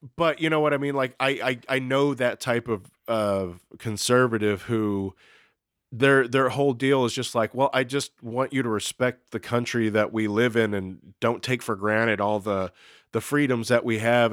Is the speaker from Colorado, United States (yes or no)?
no; Texas, United States; I'm from Texas